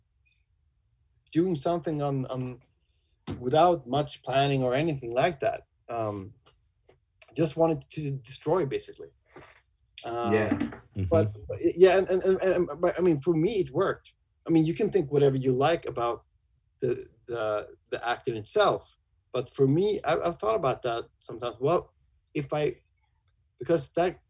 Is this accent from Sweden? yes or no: yes; Sweden; born or raised there; also born or lived in Umeå, Sweden